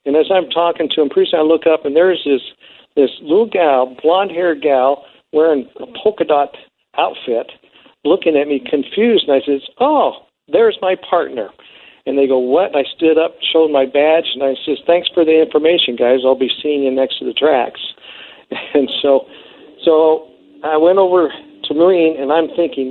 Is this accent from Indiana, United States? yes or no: no; Nebraska, United States; moved away; I'm from Nebraska, not Montana